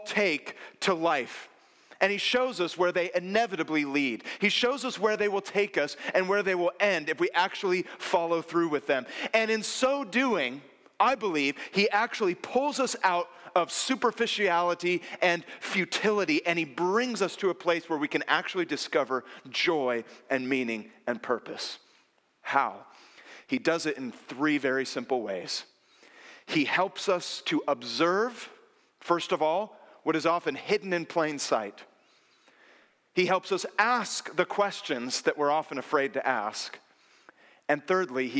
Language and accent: English; North Bay, San Francisco Bay Area, California, United States; I grew up in the North Bay